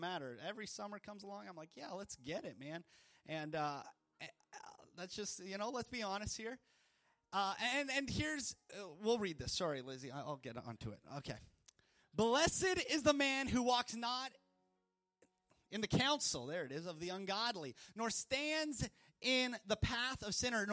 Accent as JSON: {"language": "English", "country": "Canada", "tie": "born or raised there", "moved": "as an adult", "lives_now": "Louisiana, United States", "said": "In Canada, growing up in Canada, it was wonderful"}